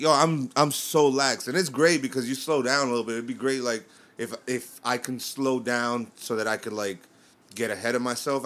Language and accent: English; New York, United States; I'm from New York.